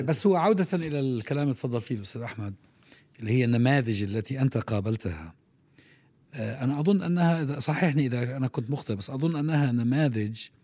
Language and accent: Arabic; Palestine; عندنا في فلسطين